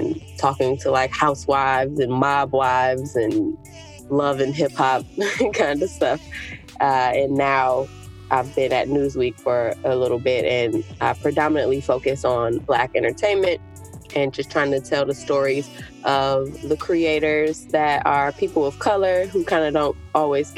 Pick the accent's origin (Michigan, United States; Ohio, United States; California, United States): Michigan, United States; Oak Park; moved away as an adult; also born or lived in Detroit, Michigan; now in New York City, United States; I'm originally from Michigan, Oak Park, right off 9 Mile in Coolidge. And now I'm here living in New York City, in Harlem